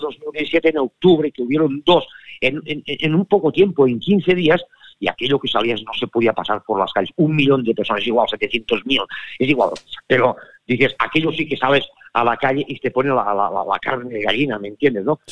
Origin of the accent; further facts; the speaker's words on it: Catalonia, Spain; soy catalán, que he nacido en Cataluña